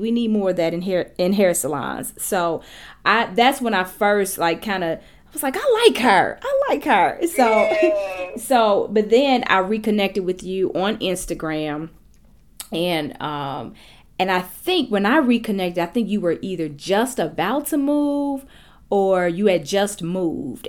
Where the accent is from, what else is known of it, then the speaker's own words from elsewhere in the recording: Gary, Indiana, United States; my hometown, Gary, Indiana